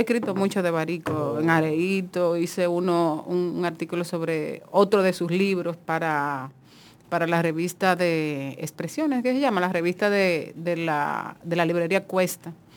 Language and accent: Spanish; Monte Plata, Dominican Republic; yo soy de Monteplata